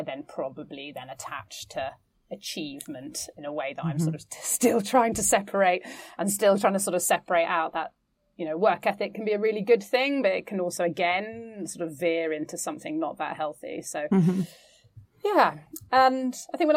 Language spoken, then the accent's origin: English; London, United Kingdom; I grew up in East London, and we were part of a very tight community